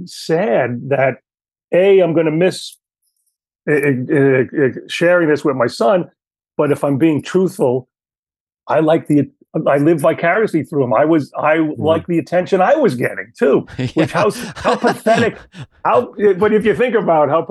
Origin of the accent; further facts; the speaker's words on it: New York City, New York, United States; I grew up Italian in Queens